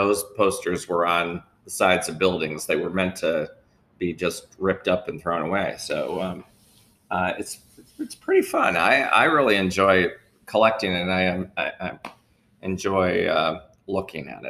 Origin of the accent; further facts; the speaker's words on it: Clarks Summit, Pennsylvania, United States; also born or lived in Savannah, Georgia; I actually grew up in Clark Summit. So I'm very familiar. I grew up in this area. I grew up in Lackawanna County